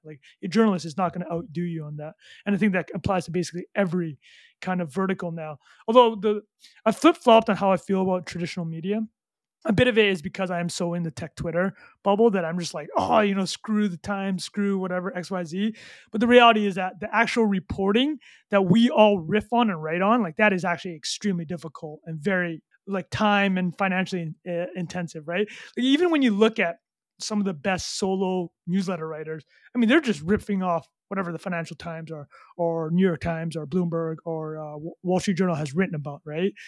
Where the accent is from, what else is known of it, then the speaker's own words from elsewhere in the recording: Vancouver, British Columbia, Canada; also born or lived in Calgary, Alberta / Montreal; I grew up in, uh, Calgary, and my family, um, went to, uh, Vancouver when I was, like, nine years old